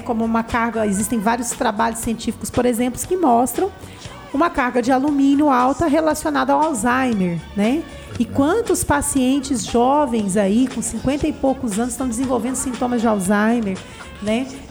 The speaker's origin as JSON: {"language": "Portuguese", "town": "Anápolis", "region": "Goiás", "country": "Brazil", "tie": "born or raised there", "said": "eu sou natural daqui de Anápolis"}